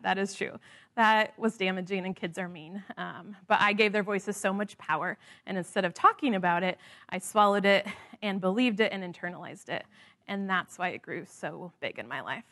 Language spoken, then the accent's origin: English; the Midwest, Indiana, United States; moved away; growing up in the Midwest